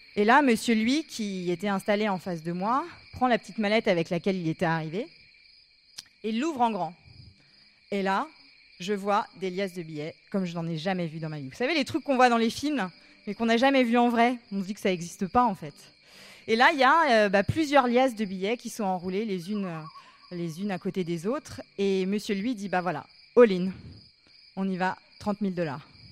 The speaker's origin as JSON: {"language": "French", "town": "Paris", "region": "Île-de-France", "country": "France", "said": "Je leur dis que je viens de Paris"}